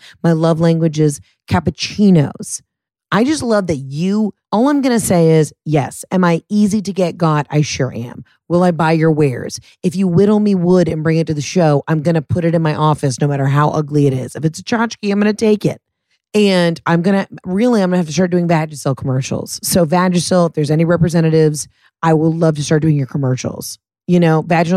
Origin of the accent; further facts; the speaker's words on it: the South, United States; Southerners also know how to stand up for ourselves and have a backbone.